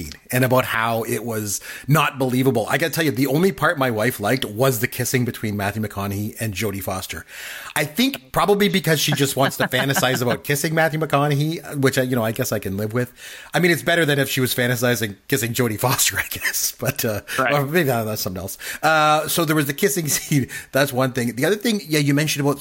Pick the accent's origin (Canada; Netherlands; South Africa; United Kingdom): Canada; I'm Canadian